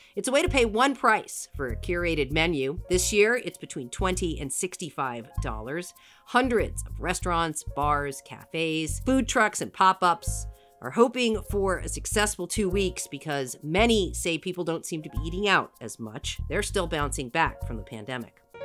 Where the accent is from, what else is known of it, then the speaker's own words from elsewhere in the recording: New Jersey, United States; now in Seattle, United States; I'm from Jersey.